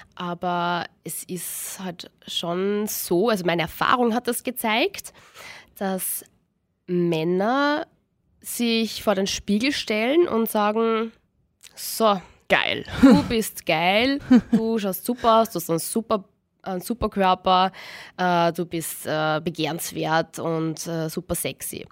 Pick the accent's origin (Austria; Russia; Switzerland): Austria; bei uns in Österreich